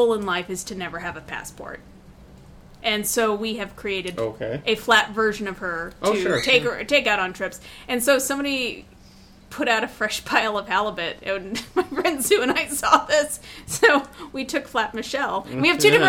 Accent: Indiana, United States; moved away; From my home state of Indiana.

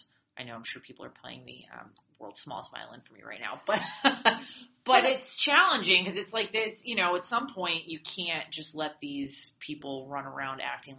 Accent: Massachusetts, United States; I grew up in Massachusetts.

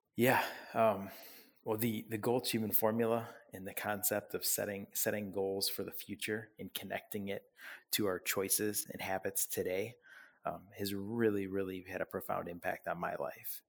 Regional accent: Parma, Ohio, United States; also born or lived in Oxford, Ohio / Richfield, Ohio; I was born and raised in Parma, Ohio

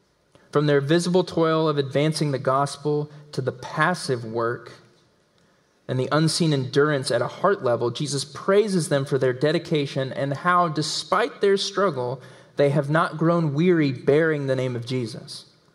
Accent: the South, United States; accent: southern; and this is in my southern accent, is the Greek word angelos.

